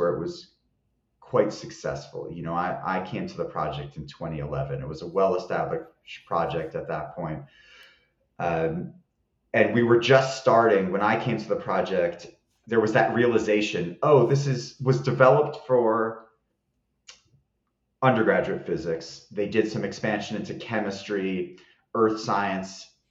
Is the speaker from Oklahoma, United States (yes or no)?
no; New Jersey, United States; moved away as an adult; now in Boulder, United States; I'm originally from New Jersey, but I came out here, fell in love with Colorado.